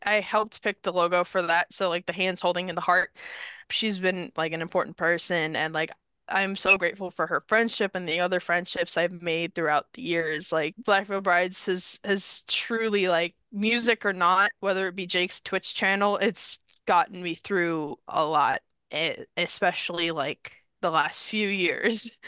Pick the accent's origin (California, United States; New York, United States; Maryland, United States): New York, United States; I'm from New York